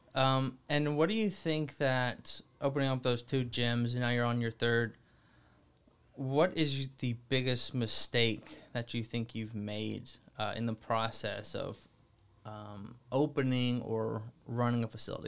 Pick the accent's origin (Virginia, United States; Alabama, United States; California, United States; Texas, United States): Alabama, United States; moved away; I'm from Alabama